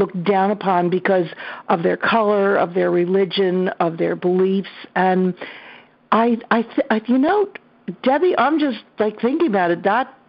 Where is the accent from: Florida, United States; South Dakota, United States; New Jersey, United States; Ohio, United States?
New Jersey, United States; Atlantic City; also born or lived in Trenton, New Jersey; So I grew up, I was born in Atlantic City, New Jersey, down at the seashore, and I returned there for many summers. I moved 5 times before I settled in Trenton, New Jersey for a long time.